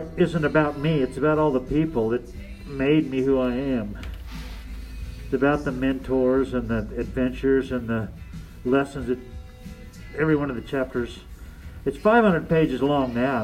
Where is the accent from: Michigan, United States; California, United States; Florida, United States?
California, United States; Santa Barbara; moved away; I grew up in Santa Barbara